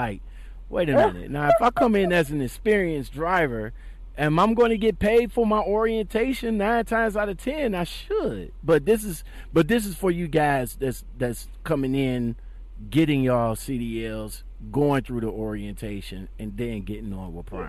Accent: Ohio, United States; yeah, you're in my home state.

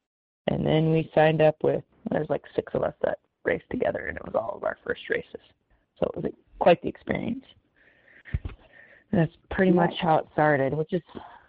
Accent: Riggins, Idaho, United States; I grew up in Riggins, Idaho.

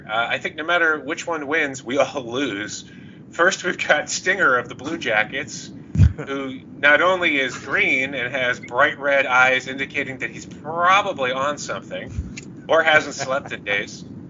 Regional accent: Florida, United States; I'm from Florida, guys.

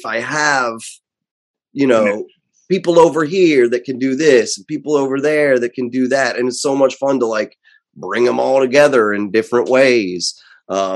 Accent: Blairsville, Pennsylvania, United States; I have a buddy from home, from my hometown in Blairsville, Pennsylvania.

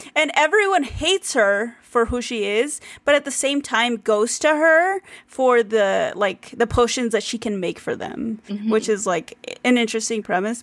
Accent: United States; as an American reader

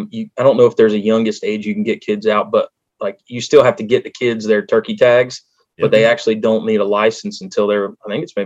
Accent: Delaware, United States; there really wasn't a lot of opportunity for other stuff around where I was growing up in Delaware.

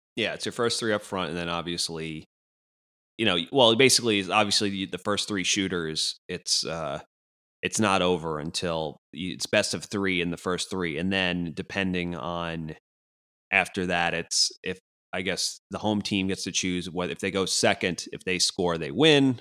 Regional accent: United States; as an American

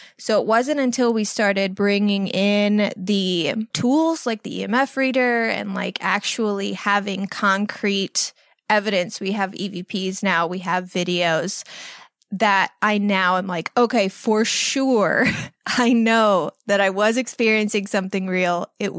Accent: Illinois, United States; now in Los Angeles, United States; I am 32 years old. I live in Los Angeles, California. I moved here 11 years ago from Southern Illinois.

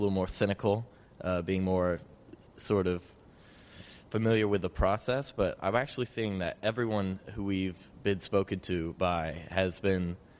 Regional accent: Baton Rouge, Louisiana, United States; I'm from Baton Rouge, our capital.

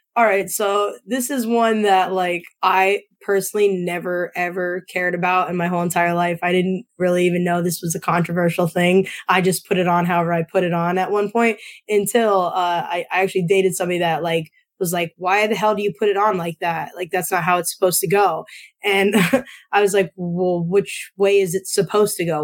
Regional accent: Northeast Pennsylvania, United States; I'm from Northeast PA

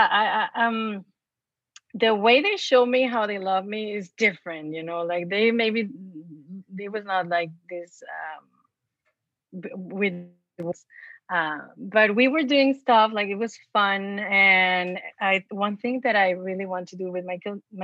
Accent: Mexico; moved away; I was born and raised in Mexico. And so imagine in a small town

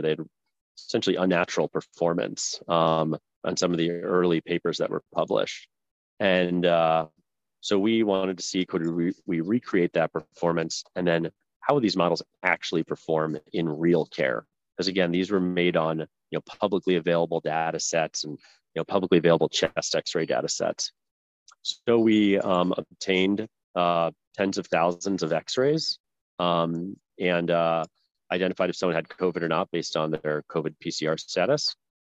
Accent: New Jersey, United States; moved away as an adult; also born or lived in Virginia; I grew up in uh, New Jersey

